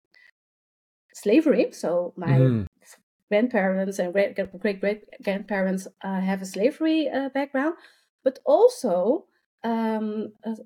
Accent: Rotterdam, South Holland, Netherlands; I'm from the Netherlands. I have been born and raised in Rotterdam

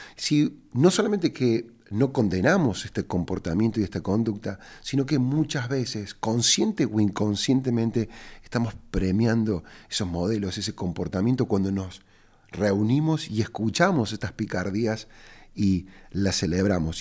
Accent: Argentina; moved away; yo vivo de regreso en mi país

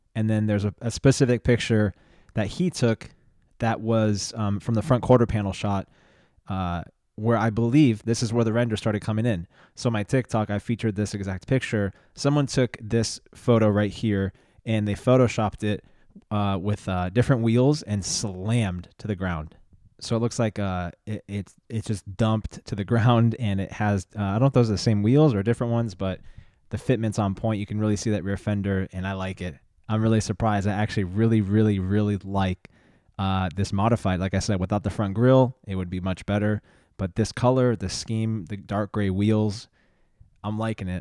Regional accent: San Diego, California, United States; growing up in San Diego

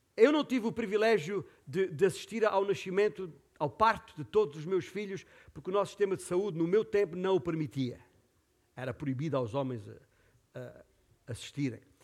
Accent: Portugal; aqui em Portugal como portugueses

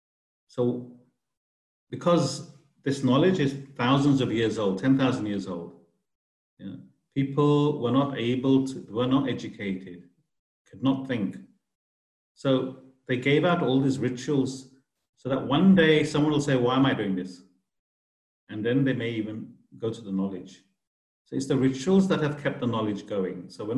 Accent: India; I'm an Indian. I need to do the Indian way as well.

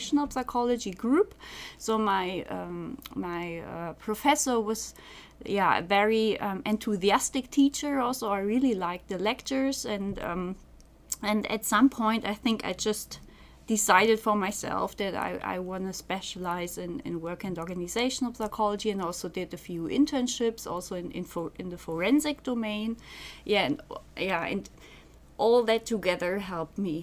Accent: Germany; moved away as an adult; also born or lived in Göttingen; now in Groningen, Netherlands; I'm from Germany, so I studied psychology in Germany

